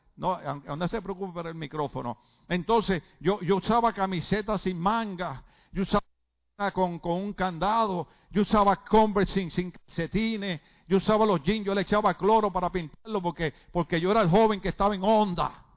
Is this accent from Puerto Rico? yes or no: yes; Puerto Rico; moved away; en mi país por muchos años, a pesar de que yo venía de un partido revolucionario que creía en la independencia de Puerto Rico